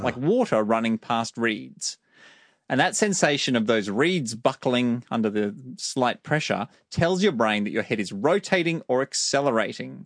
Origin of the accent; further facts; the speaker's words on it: Australia; I'm from Australia.